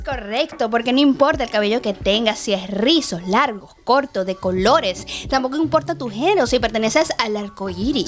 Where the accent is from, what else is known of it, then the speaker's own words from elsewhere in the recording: Venezuela; moved away; yo como venezolana